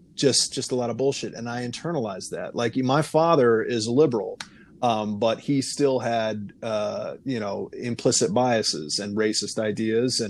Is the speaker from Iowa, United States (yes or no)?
yes; Iowa, United States; I grew up in privilege in Iowa, a small town, a son of a dentist